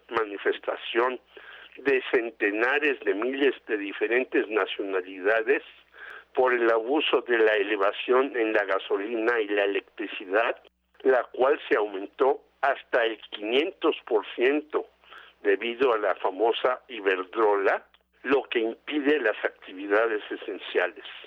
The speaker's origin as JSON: {"language": "Spanish", "country": "Mexico"}